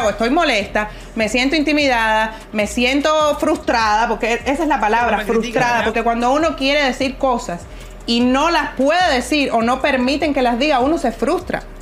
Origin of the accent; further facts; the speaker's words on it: Cuba; moved away as an adult; Porque soy cubana y porque viví en Cuba hasta los 21 años.